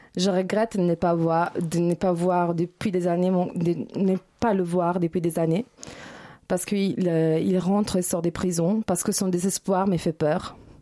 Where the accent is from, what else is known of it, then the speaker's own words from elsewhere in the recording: Italy; moved away; je suis italienne